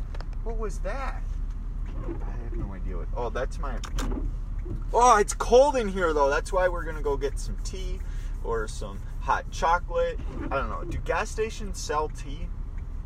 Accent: Minnesota, United States; we're from Minnesota

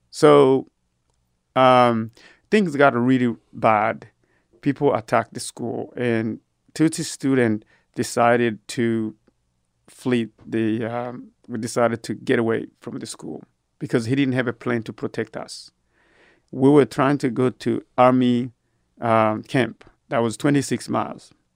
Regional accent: Burundi; also born or lived in Georgia, United States / Abilene, Texas, United States; now in Austin, United States; I was born and raised in Burundi, Africa

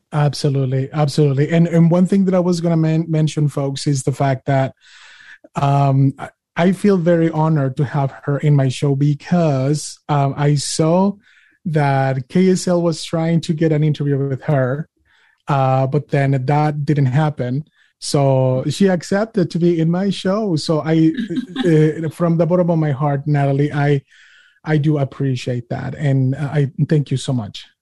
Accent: Utah, United States; I'm a Utah and I'm an American

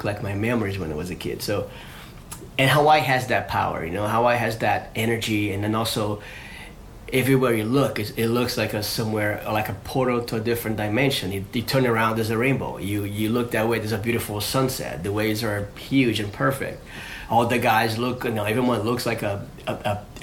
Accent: Rio de Janeiro, Brazil; I grew up in Rio

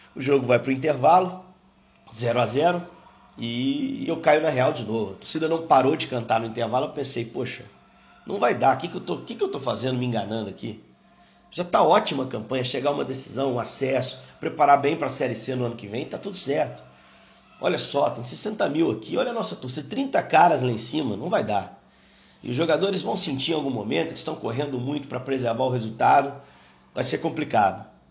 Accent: Juiz de Fora, Minas Gerais, Brazil; como juiz forano

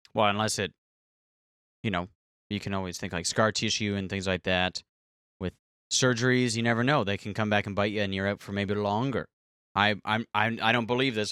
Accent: Canada; I am so Canadian.

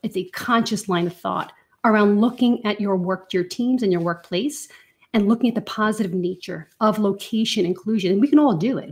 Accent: Ireland; accent: Irish; I definitely go, go rogue in my Irish accent when I'm with a fellow Irish person

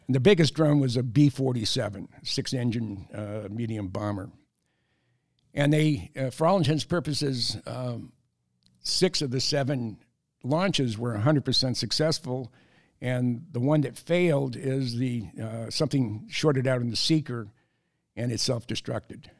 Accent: San Jose, California, United States; moved away; also born or lived in San Francisco / Minnesota; I grew up in the Bay Area, I'm a third generation San Franciscan.

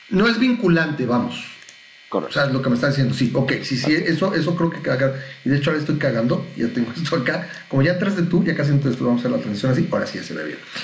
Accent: Mexico; soy mexicano

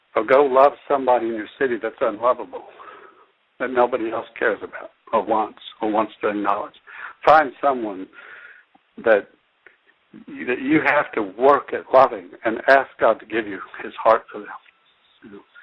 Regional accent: United States; I still value being an American citizen.

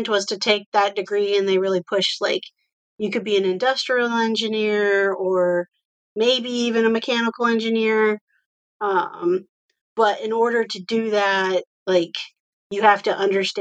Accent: Iowa, United States; I live in Iowa and I grew up in Iowa

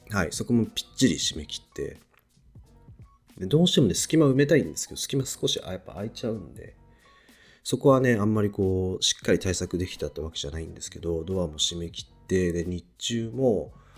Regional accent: Niigata, Japan; also born or lived in Tokyo; now in Shizuoka, Japan; 僕、新潟出身で、で、東京に住んでたこともあって

